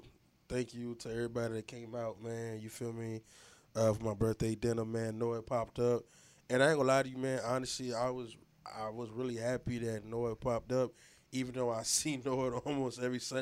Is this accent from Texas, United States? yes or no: no; Lake Worth, Florida, United States; Growing up in Lake Worth